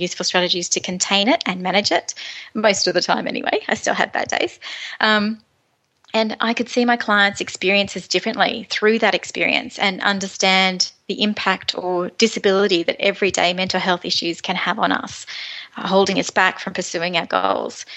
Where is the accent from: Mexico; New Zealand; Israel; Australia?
Australia; Moree, New South Wales; moved away; I'm from Moree in northwest New South Wales, and about 15 years ago I met my husband Tony, and it was love at first sight, and we moved back to my lovely hometown of Moree